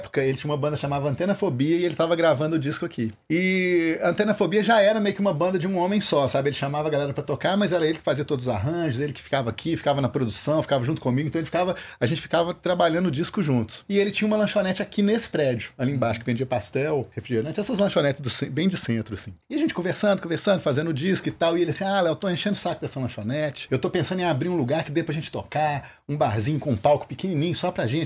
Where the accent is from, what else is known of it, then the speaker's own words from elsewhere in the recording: Viçosa, Minas Gerais, Brazil; Que eu, eu sou de Viçosa. Uhum. E lá eu já tocava com as bandas lá